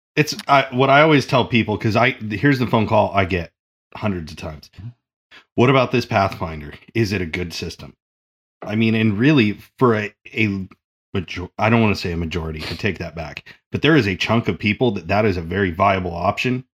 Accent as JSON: {"language": "English", "region": "Oregon", "country": "United States", "said": "I'm from Oregon"}